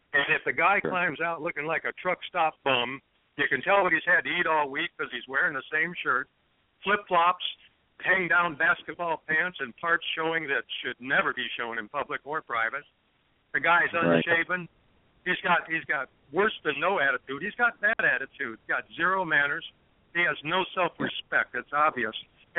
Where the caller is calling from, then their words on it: Detroit, Michigan, United States; I'm calling from the Detroit metro area here in Michigan.